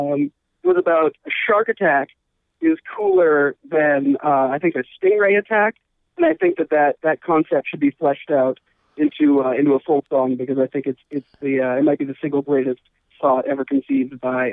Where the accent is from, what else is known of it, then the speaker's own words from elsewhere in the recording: Pennsylvania, United States; now in New York City, United States; I live in New York, and I'm from Pennsylvania.